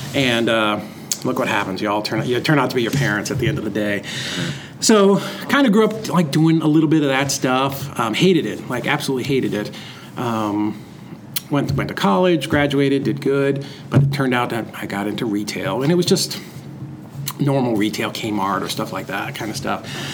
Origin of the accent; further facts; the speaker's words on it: Lowell, Massachusetts, United States; I grew up in Boston. Uh, kind of at the in, in Massachusetts, um, right outside of Lowell, Mass